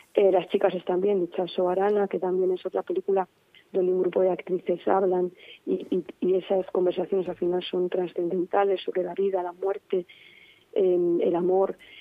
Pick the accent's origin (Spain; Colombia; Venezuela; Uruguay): Spain; Valladolid, Castile and León; Como vallisoletana